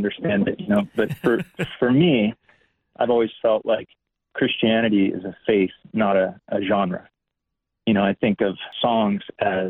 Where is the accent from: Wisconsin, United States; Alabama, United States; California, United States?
California, United States; also born or lived in Amsterdam, Netherlands; I was born in Amsterdam in the Netherlands, and my dad was a musician and was touring through Europe. My parents were, and ended up living in Europe for a few years as a young child, and then moved to California after elementary school.